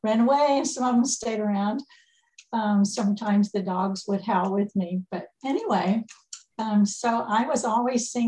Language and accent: English; Montevallo, Alabama, United States; attend the University of Montebello, which was in my hometown